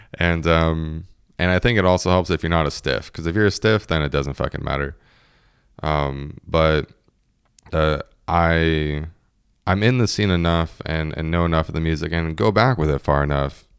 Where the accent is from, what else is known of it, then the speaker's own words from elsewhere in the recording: United States; being an American